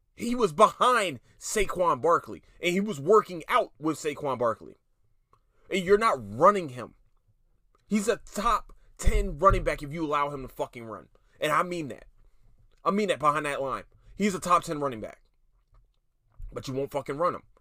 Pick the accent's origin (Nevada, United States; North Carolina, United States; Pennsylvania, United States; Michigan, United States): Pennsylvania, United States; Philadelphia; I'm from Philadelphia, Pennsylvania, city of brotherly love